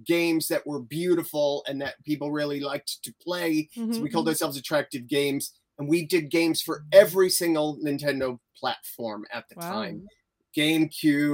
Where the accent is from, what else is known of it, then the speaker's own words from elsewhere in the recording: New York, United States; moved away as an adult; now in England, United Kingdom; I live in England. I'm originally from New York, was born in New York. I came to England to avoid law school